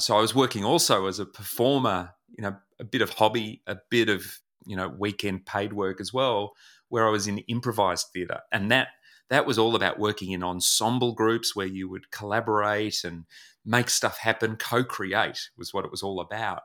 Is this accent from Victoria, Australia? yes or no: yes; Melbourne, Victoria, Australia; I was born in Melbourne, where I live now